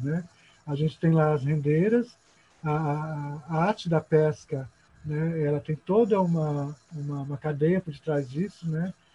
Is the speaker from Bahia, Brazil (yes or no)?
no; São Paulo, Brazil; moved away as an adult; now in Maranhão, Brazil; na minha adolescência lá em São Paulo